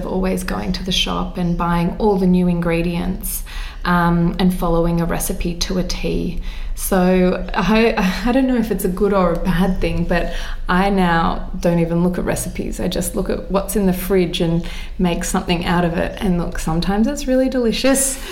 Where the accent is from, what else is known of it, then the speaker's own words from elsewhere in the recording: Australia; as an Aussie kid